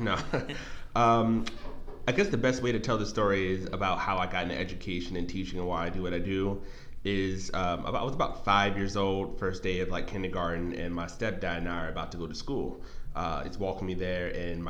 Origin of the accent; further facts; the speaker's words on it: New York City, New York, United States; I'm originally from New York City, as I would say, New York.